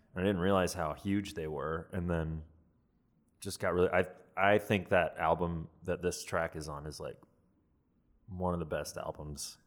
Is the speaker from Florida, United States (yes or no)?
no; Atlanta, Georgia, United States; moved away; my hometown of Atlanta, Georgia